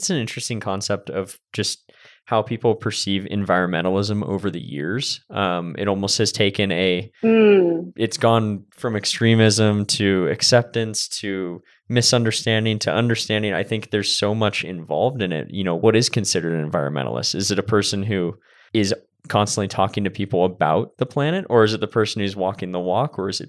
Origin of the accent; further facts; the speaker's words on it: Santa Cruz, California, United States; growing up in Santa Cruz, California, I mean, I grew up across the street from Redwood Forest.